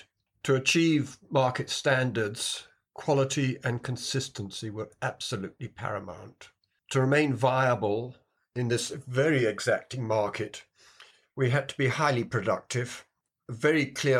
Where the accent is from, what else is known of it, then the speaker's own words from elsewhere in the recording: Kenya; also born or lived in United Kingdom; I was brought up in Kenya and then went back to Britain and went to university there and qualified as a civil engineer.